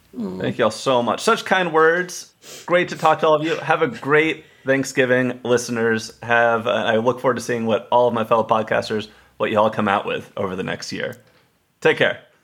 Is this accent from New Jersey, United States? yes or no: no; Texas, United States; I grew up in Texas